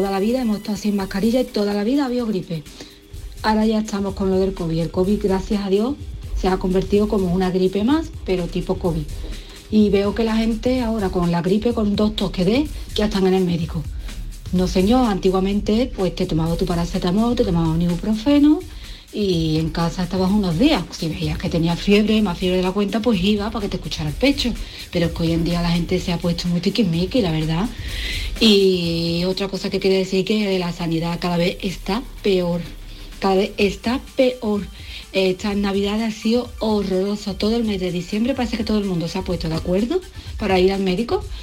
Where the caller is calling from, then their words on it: Seville, Andalusia, Spain; de Sevilla.